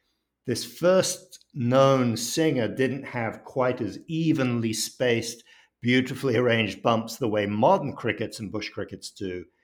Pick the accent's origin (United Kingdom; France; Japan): France; Paris, Île-de-France; And I grew up in Paris, and early on, we lived in an apartment complex.